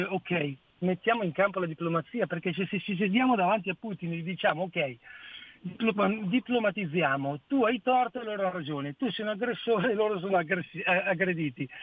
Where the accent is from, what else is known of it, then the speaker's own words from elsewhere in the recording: Peschiera Borromeo, Lombardy, Italy; Adesso in questo momento sono a Mantova per lavoro, ma io sono di Peschiera Borromeo.